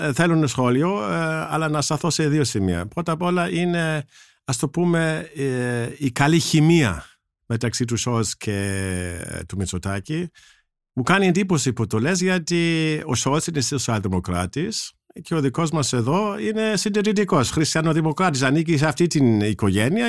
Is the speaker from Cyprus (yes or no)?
no; Germany; now in Greece; εγώ που ζω στην Ελλάδα ως Γερμανός